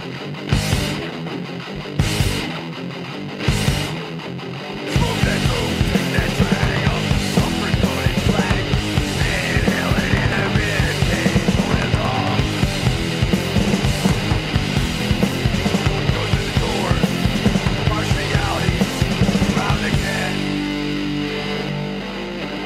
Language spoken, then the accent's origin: English; Akron, Ohio, United States; I'm from Akron, so they're local